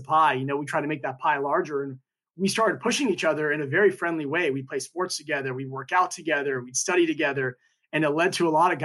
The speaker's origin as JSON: {"language": "English", "area": "Downey, Lakewood, La Mirada", "region": "Southern California", "country": "United States", "tie": "born or raised there", "also_born_or_lived": "Iran", "said": "I was actually born in Iran. Iran. Came over when I was two and then raised kind of a little bit all over Downey, Lakewood, and then moved over to La Mirada in Orange County"}